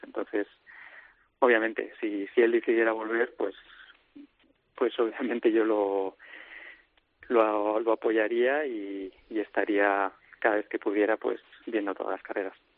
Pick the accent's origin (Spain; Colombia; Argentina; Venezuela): Spain; nosotros como españoles